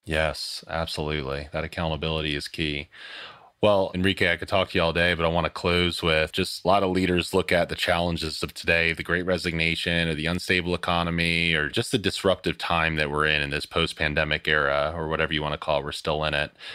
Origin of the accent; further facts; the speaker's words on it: Philadelphia, Pennsylvania, United States; I'm a Philly guy. I grew up outside of Philly in the Northwest suburbs